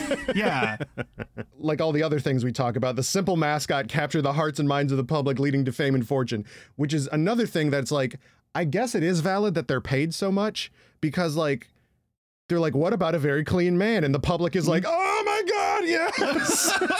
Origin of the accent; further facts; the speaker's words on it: Midland, Michigan, United States; my hometown of Midland, Michigan, where Dow resides.